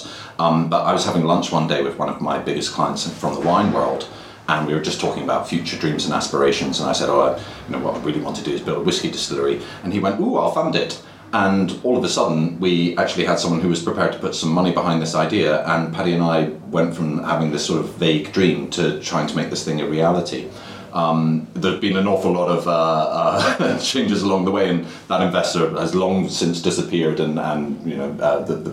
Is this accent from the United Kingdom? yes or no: yes; Edinburgh, Scotland, United Kingdom; moved away as an adult; also born or lived in London; We grew up together in Edinburgh